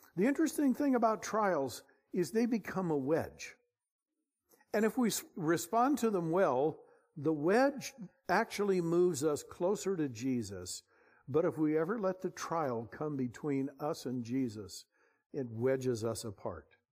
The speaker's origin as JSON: {"language": "English", "area": "Bay Area", "region": "California", "country": "United States", "said": "We're from the Bay Area"}